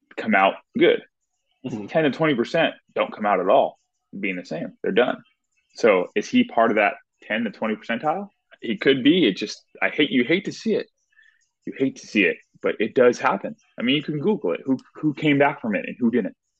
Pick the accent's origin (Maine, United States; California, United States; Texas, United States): California, United States; Southern; I'm from Southern California.